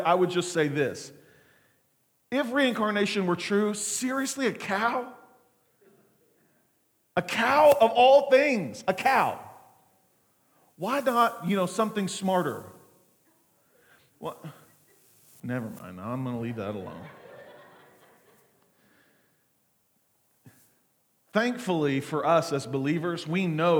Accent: Muskogee, Oklahoma, United States; I was born on December the 29th, 1979, at Muskogee Regional Hospital

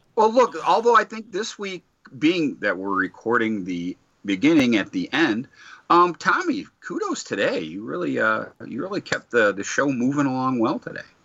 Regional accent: Detroit, Michigan, United States; I'm from Detroit

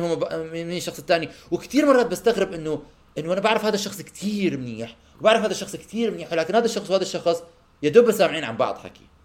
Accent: Amman, Amman Governorate, Jordan; moved away as an adult; also born or lived in Canada; لما انا طلعت من عمان ورحت عشت بكندا هاي فترة الخمس سنين

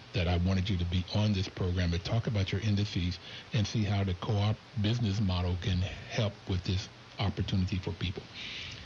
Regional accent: Bluefield, West Virginia, United States; I grew up in Bluefield.

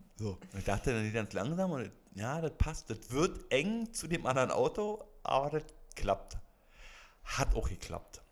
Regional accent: Brandenburg, Germany; now in Berlin, Germany; Ich ursprünglich aus Brandenburg

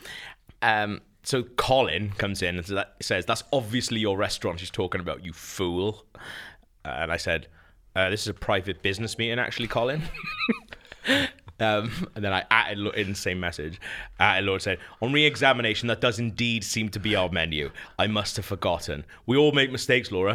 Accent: Caerphilly, Wales, United Kingdom; the people of my hometown

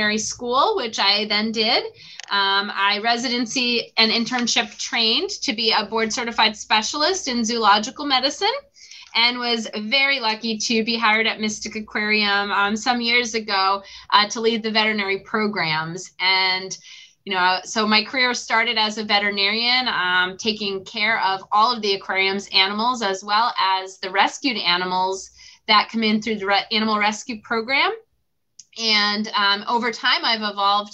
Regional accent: Massachusetts, United States; I grew up in Massachusetts

